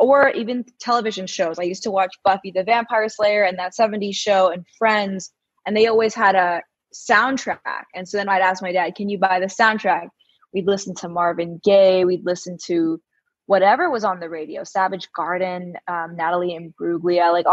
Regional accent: New York City, New York, United States; also born or lived in India; Um, I grew up here in Manhattan. I'm home uh, for the month, and so it's nice to kind of be back with family and I went to an all girls school and both in India and in, in New York

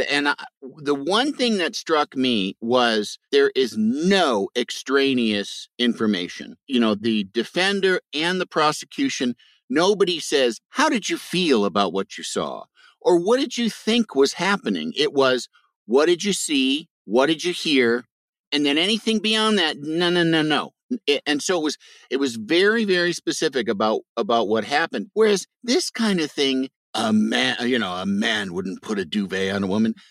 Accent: Midwest, United States; I'm from the Midwest

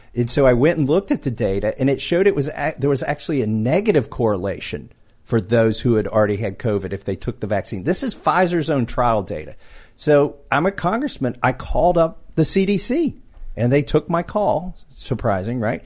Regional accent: Kentucky, United States; I'm from Kentucky. I'm a high-tech redneck. Grew up as a hillbilly, still a hillbilly

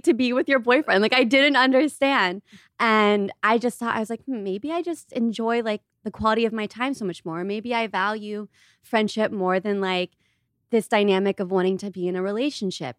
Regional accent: Ohio, United States; moved away; I grew up in Ohio

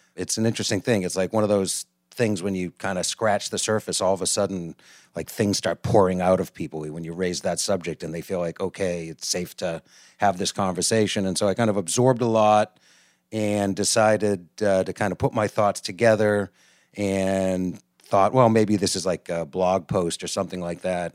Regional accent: outside of Boston, Massachusetts, United States; also born or lived in New York; I live in Boston, Mass, and I grew up outside of Boston

